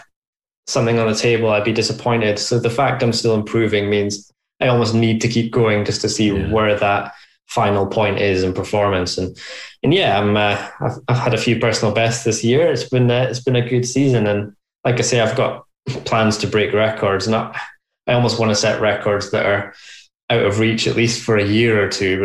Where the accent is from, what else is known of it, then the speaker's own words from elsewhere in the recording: Scotland, United Kingdom; in my home country